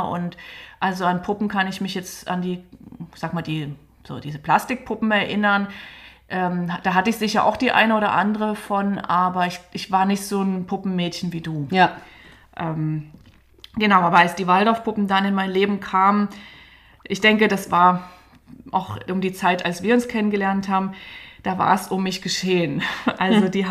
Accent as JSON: {"language": "German", "town": "Dresden", "region": "Saxony", "country": "Germany", "tie": "born or raised there", "said": "Ich bin ja in Dresden groß geworden, ähm, in der DDR"}